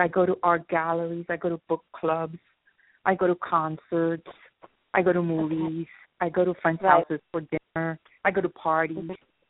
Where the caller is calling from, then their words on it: Miami, Florida, United States; I'm calling from Miami, Florida.